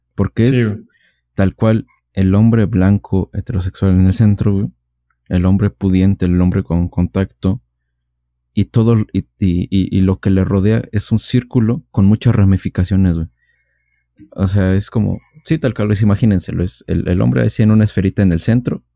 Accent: Mexico; siendo mexicanos

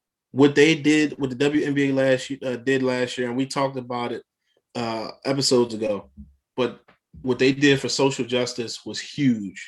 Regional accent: Philadelphia, Pennsylvania, United States; as a Philadelphian, I'm a diehard Philly dude

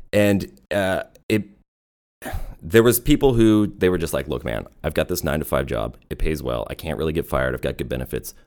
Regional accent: Vancouver, British Columbia, Canada; moved away as an adult; also born or lived in Germany; now in United States; I grew up in Vancouver

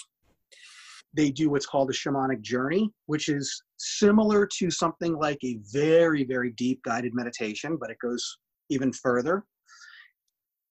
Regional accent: Connecticut, United States; when I was a kid growing up in Connecticut, kind of small town USA

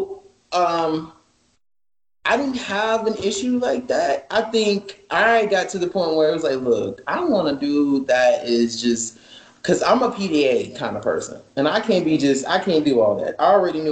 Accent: the South, United States; I was raised in the South

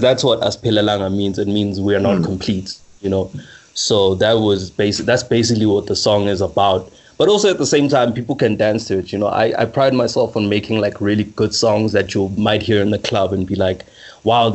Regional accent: Middelburg, Mpumalanga, South Africa; also born or lived in Pretoria / Johannesburg; I'm from Middelburg, shout out 1050.

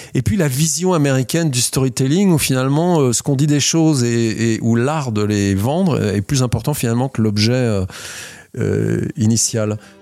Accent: France; on est français, on fait du design en France

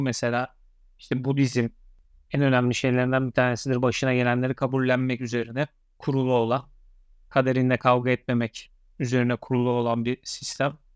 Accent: Eskişehir, Turkey; ben Eskişehirliyim

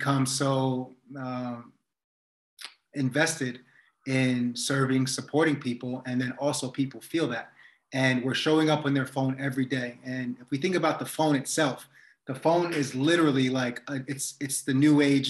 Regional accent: United States; also born or lived in New York / New Jersey; I grew up in New Jersey and New York, and there's a deep part of that culture still in me all the time.

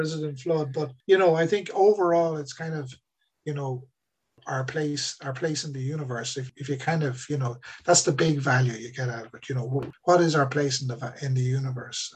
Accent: Ireland

